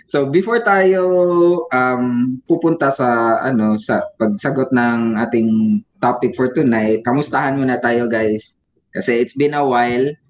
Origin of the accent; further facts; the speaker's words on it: Bisaya, Visayas, Philippines; first language Cebuano (Bisaya); Tagalog is a second language; code switching between English, Tagalog, tsaka yung mother tongue namin na Bisaya.